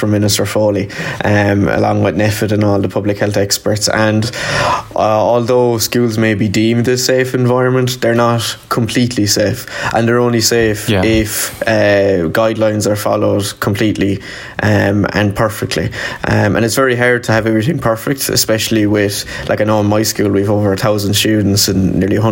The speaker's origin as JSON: {"language": "English", "town": "Limerick", "region": "Munster", "country": "Ireland", "said": "I'm from Limerick. I'm a Leaving Cert student down here in John the Baptist Community School."}